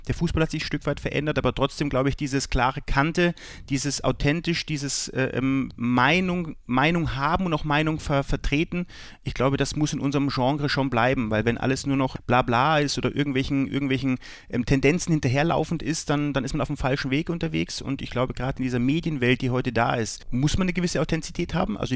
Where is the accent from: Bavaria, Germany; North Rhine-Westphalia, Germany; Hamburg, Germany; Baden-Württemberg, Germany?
Bavaria, Germany; Was ist bayerischer mir? Das kann ich schwer sagen. Ich spreche auch keinen richtigen Dialekt. Ich habe nicht diese, diese bayerische, bayerischen Slang.